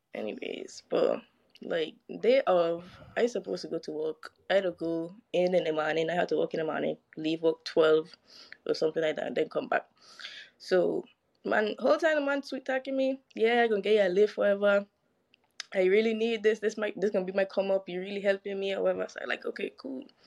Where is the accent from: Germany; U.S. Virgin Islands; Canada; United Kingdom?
U.S. Virgin Islands; I am from the beautiful island of St. Croix